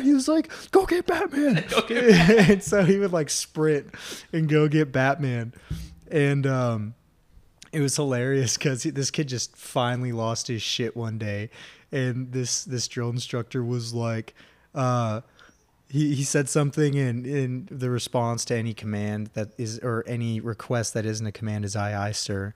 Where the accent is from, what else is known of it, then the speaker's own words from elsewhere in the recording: Texas, United States; Texas, sir